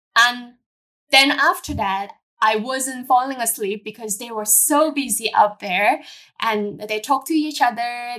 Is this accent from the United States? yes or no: no; Hong Kong; I born and raised in Hong Kong as a normal local girls.